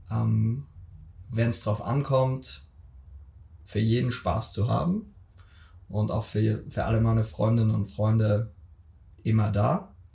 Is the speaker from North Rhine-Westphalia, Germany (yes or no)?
no; Stuttgart, Baden-Württemberg, Germany; Ich bin groß geworden hier in Stuttgart und da kommt auch die erste Frage, warum spricht der Junge dann kein Schwäbisch?